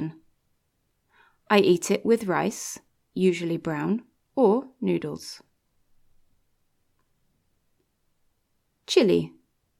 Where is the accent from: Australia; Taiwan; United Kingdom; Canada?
United Kingdom; England; I'm from England